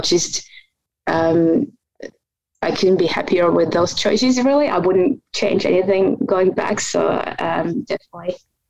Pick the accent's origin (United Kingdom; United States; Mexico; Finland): Finland; moved away as an adult; also born or lived in Australia; now in Canada; I'm originally from Finland, and I did my master's in exercise physiology at the University of Jyväskylä in Finland.